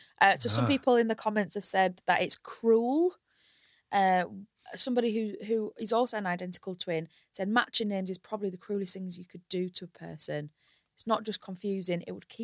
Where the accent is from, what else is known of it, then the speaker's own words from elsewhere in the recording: Hull, Yorkshire and the Humber, United Kingdom; my hometown of Hull